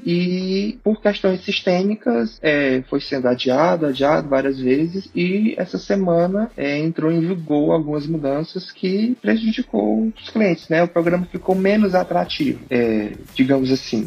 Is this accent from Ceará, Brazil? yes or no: yes; Fortaleza, Ceará, Brazil; sou de Fortaleza